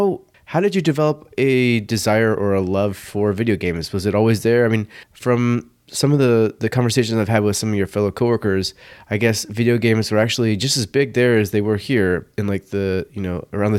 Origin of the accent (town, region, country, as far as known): United States